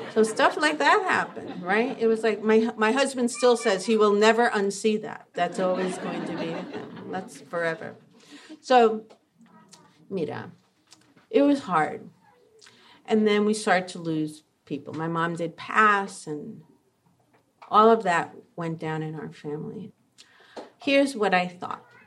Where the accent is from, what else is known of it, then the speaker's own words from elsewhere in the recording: New York, United States; I was growing up in New York in the seventies